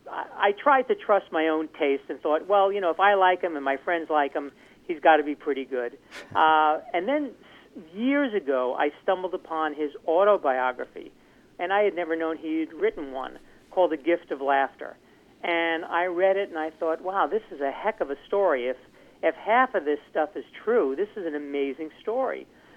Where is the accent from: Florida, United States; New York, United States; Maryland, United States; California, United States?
New York, United States; New York City; I was raised in New York City, and my friends and I are all much younger than 65, although less younger than I used to be.